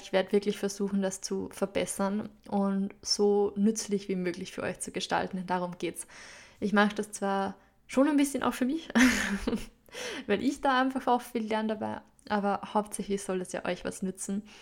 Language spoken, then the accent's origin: German; Upper Austria, Austria; accent: Upper Austrian dialect; also born or lived in London; meinen oberösterreichischen Dialekt, der mir manchmal einfach reinrutschen wird